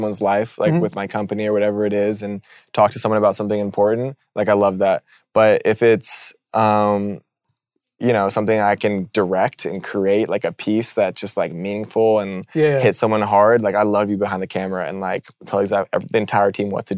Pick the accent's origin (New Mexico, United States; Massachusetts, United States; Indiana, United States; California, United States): California, United States; San Diego; moved away as an adult; also born or lived in Tucson, Arizona; now in Los Angeles, United States; I'm from San Diego